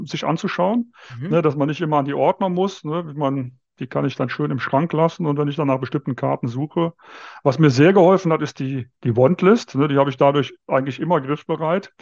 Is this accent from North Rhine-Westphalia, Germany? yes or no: yes; Viersen, North Rhine-Westphalia, Germany; moved away as an adult; now in Munich, Germany; aufgewachsen, groß geworden und auch zum Kart-Hobby gekommen bin ich noch im Rheinland